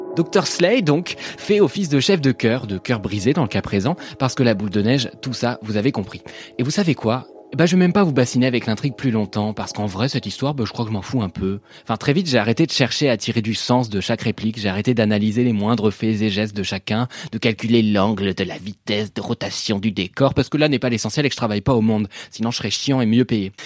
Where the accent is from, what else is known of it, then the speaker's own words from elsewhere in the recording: France; also born or lived in Paris / Normandy; je suis parisien et normand